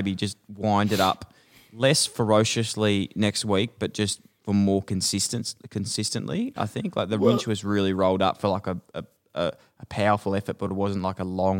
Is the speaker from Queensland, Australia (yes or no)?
no; Ballarat, Victoria, Australia; Yeah, I actually am from Ballarat and I was a farmer.